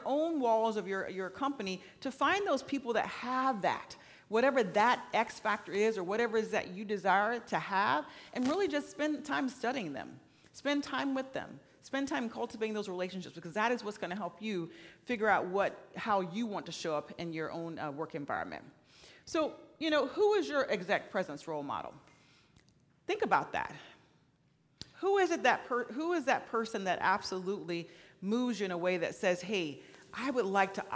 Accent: Florida, United States; now in Oregon, United States; I'm from Florida

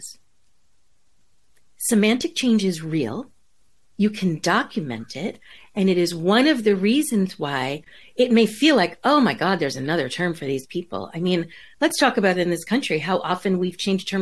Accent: New York, United States; now in California, United States; I grew up in New York

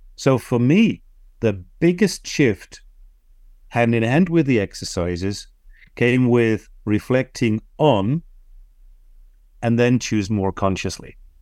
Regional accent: Netherlands; first language Dutch; English is a second language; my native tongue, Dutch

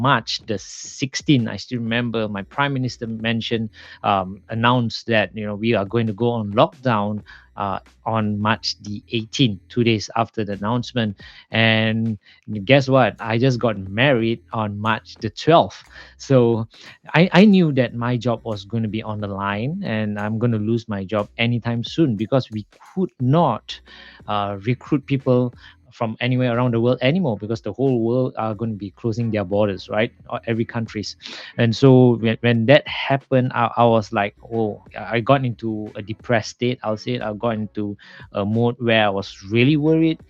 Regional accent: Malaysia; I'm originally from Malaysia

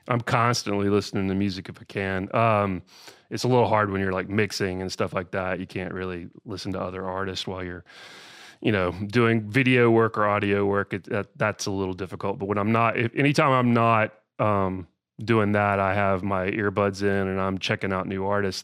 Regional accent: Austell, Georgia, United States; I grew up in Georgia, uh, a little town called Austell, which is right, right outside of Atlanta

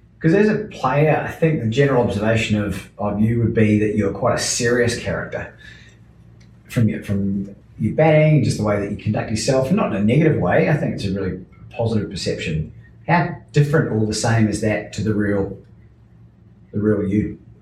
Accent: New Zealand; being a New Zealander

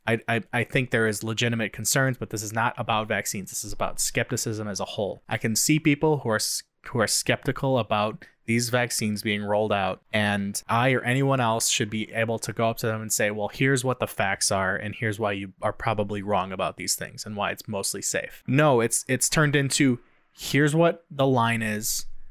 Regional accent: United States; the freedoms we have as Americans

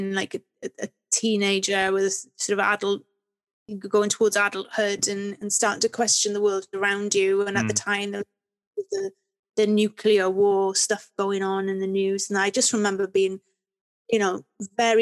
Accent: Swansea, Wales, United Kingdom; also born or lived in Cardiff; I was born in Cardiff and then I went to school there, Welsh language nursery, Welsh language school. Then we moved to Swansea when I was seven

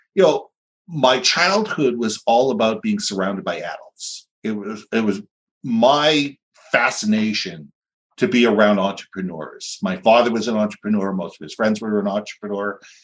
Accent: Vancouver, British Columbia, Canada; moved away as an adult; also born or lived in Minneapolis, United States; I grew up here. I was in Vancouver till about 1987. Went through high school, elementary school.

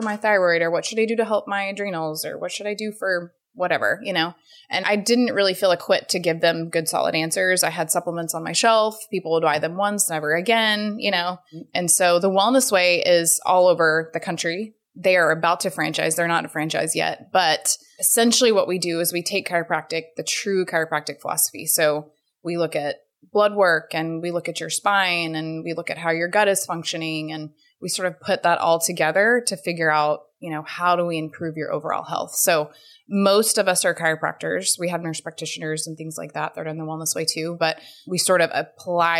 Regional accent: Fort Worth, Texas, United States; now in Houston, United States; I was from Fort Worth, so it was, you know, close to home and family

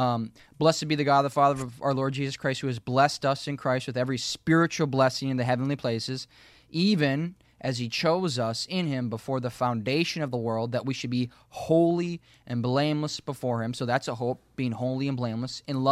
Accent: Minnesota, United States; I grew up in Minnesota. I have hazel eyes, brown hair.

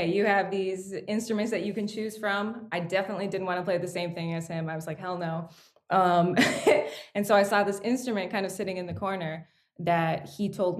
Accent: Toronto, Ontario, Canada; I was born in Toronto into a musical family

